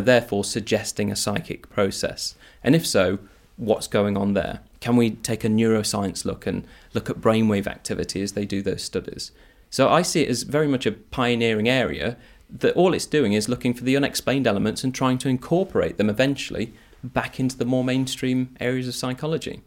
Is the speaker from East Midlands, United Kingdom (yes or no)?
yes; Nottingham, East Midlands, United Kingdom; growing up in Nottingham